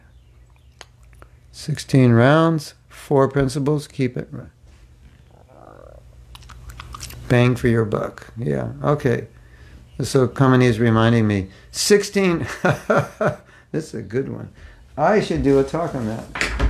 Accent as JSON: {"language": "English", "country": "Mexico", "said": "I'm from Mexico, I chant Hare Krishna, from Mexico."}